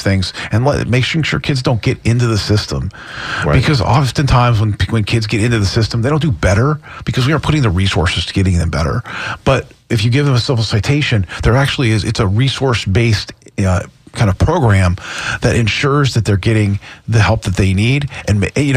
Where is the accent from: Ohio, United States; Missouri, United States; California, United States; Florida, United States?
Florida, United States; St. Petersburg; I was born and raised in St. Petersburg